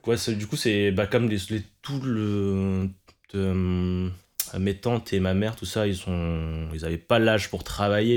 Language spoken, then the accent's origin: French; France; je suis né en France, concrètement, et mes parents, ils sont, sont des immigrés.